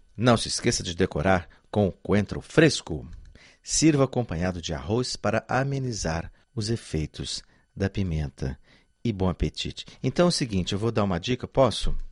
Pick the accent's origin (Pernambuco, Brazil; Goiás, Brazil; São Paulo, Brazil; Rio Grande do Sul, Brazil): Goiás, Brazil; Eu sou goiano e conheço açafrão desde criança